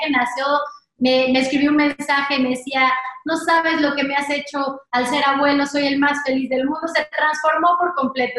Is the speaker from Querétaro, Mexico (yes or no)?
yes; Querétaro, Mexico; now in Mexico City, Mexico; nos fuimos a vivir a Querétaro